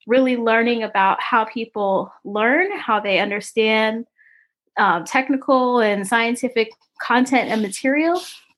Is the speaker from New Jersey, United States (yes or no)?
yes; Paterson, New Jersey, United States; I'm from Paterson, New Jersey